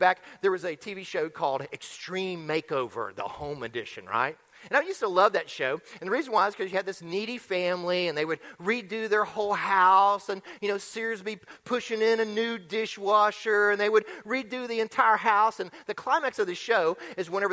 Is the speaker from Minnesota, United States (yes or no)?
no; Florida, United States; moved away; I'm from Florida, and so when I travel back to Florida, I hang out with my older sister and brother